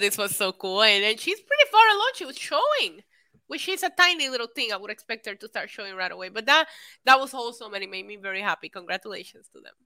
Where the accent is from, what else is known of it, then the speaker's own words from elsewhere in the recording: Puerto Rico; I grew up in Puerto Rico